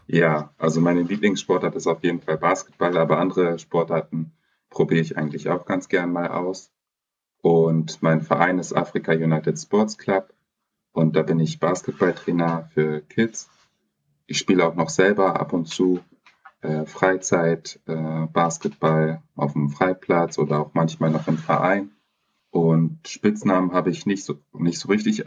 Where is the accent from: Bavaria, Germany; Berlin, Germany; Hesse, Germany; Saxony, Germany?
Berlin, Germany; now in Hamburg, Germany; ich bin in Berlin geboren und aufgewachsen